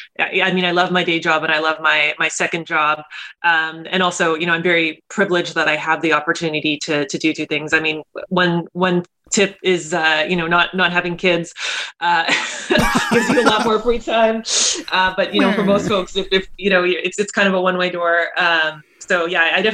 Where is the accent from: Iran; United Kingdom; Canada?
Canada; Calgary, Alberta; now in Seattle, United States; I am originally from Canada. I grew up in Calgary. I live in Seattle now